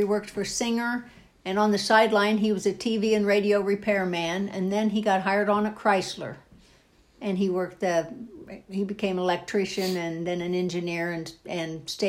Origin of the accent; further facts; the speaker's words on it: Young America, United States; I was born in Young America